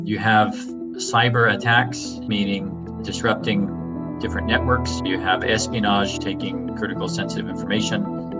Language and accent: English; United States; moved away as an adult; now in Estonia; my first time out of the United States. I'm originally from the United States.